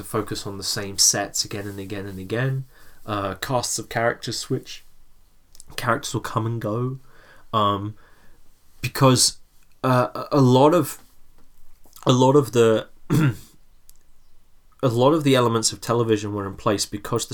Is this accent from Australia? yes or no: no; England, United Kingdom; we grew up in England